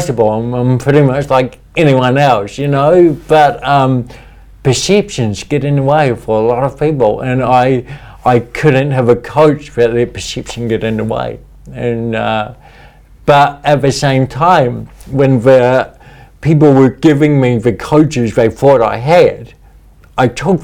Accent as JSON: {"language": "English", "country": "New Zealand", "tie": "born or raised there", "said": "I had this real desire growing up in New Zealand to represent New Zealand in sport."}